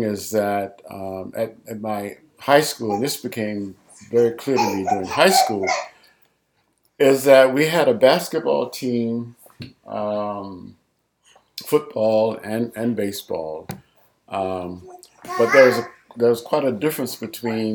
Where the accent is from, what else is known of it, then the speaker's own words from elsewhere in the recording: Dade City, Florida, United States; I was born and raised in Dade City, Florida, Pasco County.